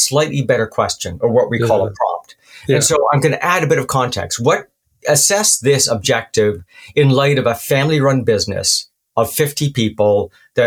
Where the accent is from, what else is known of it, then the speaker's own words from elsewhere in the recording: Canada; Being Canadian